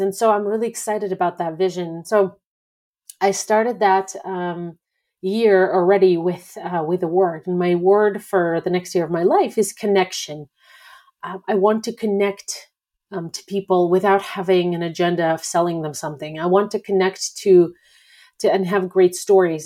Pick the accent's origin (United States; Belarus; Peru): Belarus; moved away; I'm not personally Russian, I'm from Belarus